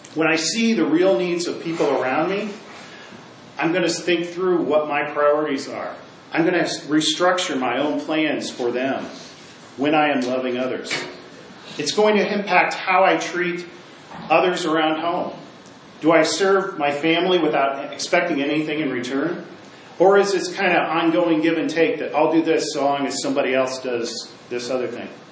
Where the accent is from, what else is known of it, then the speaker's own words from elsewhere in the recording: Midwest, United States; where I grew up in the Midwest